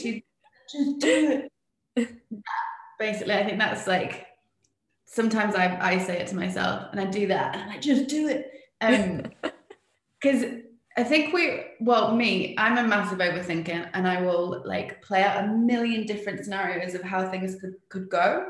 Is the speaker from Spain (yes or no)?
yes; Spain; also born or lived in England; now in New Zealand; I'm English, but I grew up in Spain and I now live in New Zealand